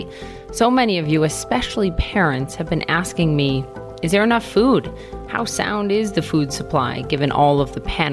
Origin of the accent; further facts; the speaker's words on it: Minnesota, United States; moved away; Minnesota, my home state